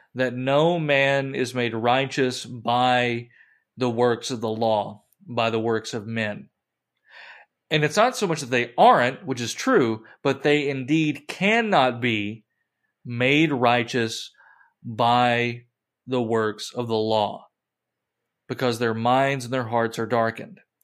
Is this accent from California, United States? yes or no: no; Kentucky, United States; I grew up in Kentucky in the mountains